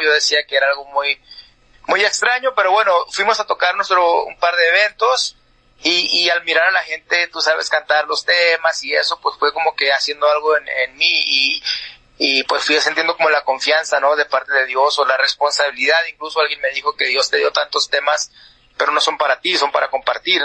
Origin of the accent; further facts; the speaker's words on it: Mexico; now in Tucson, United States; Yo ah, soy mexicano